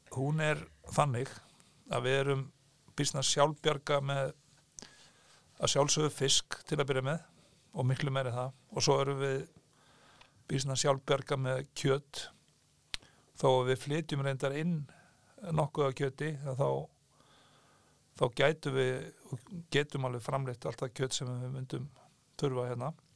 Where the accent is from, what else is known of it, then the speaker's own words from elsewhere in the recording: Heiðarbær, South Iceland, Iceland; ég er fættur uppalinn í Sveit og býð en þá á saman stað og ég er alveg upp á Heiðabæ í Þingalusveit